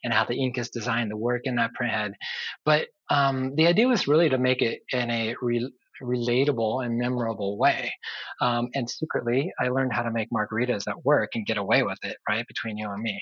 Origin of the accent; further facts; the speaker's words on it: San Diego, California, United States; I grew up in San Diego, lived all my life here until recently